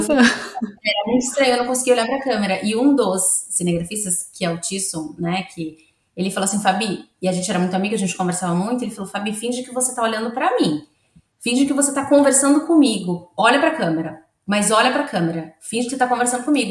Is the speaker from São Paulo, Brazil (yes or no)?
yes; Santos, São Paulo, Brazil; moved away as an adult; now in Australia; eu sou de Santos, a minha cidade ainda é uma cidade que tem muitos lugares